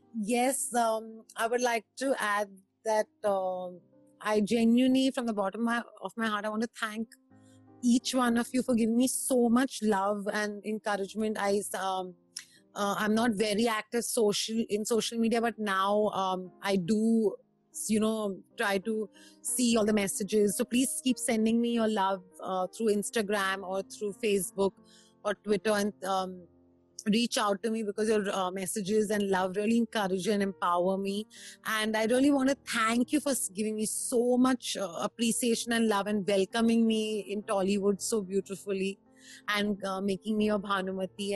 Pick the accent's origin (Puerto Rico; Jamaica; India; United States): India; Himachal Pradesh; I'm from Himachal